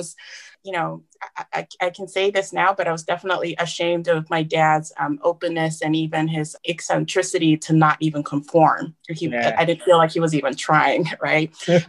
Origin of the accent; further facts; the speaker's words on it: Japan; moved away as an adult; now in United States; growing up in Japan, I knew I was different from the get-go.